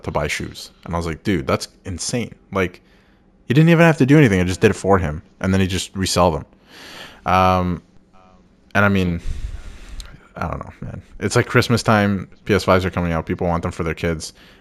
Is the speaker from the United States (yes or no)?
no; Canada; we're Canadian